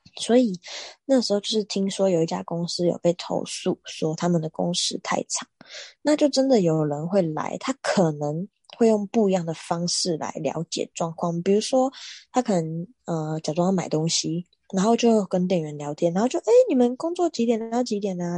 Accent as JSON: {"language": "Chinese", "country": "Taiwan", "said": "我们台湾人"}